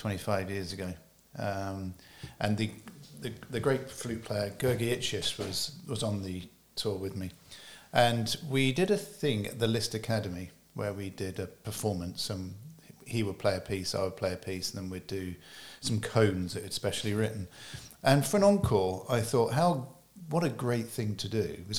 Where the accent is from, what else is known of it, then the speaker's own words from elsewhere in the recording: United Kingdom; I was somebody from the UK